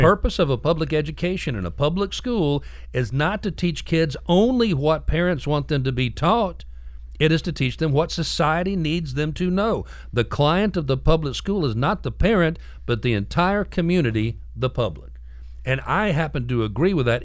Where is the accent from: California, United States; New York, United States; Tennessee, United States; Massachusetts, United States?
Tennessee, United States; we're from Tennessee